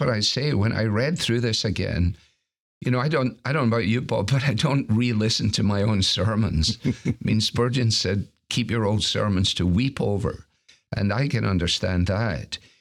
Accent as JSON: {"language": "English", "region": "Scotland", "country": "United Kingdom", "said": "as a Scot"}